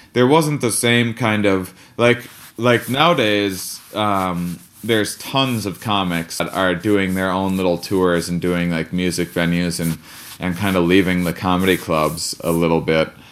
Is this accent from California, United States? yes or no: no; Wisconsin, United States; I'm from Wisconsin